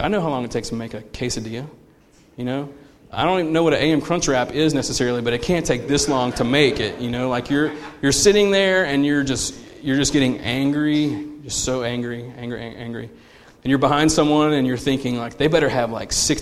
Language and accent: English; United States; we are conditioned as American consumers